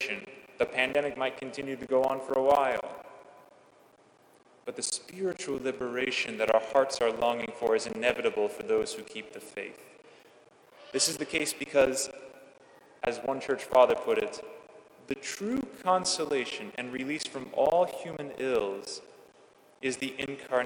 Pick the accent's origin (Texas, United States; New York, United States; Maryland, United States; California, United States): California, United States; When I was growing up in California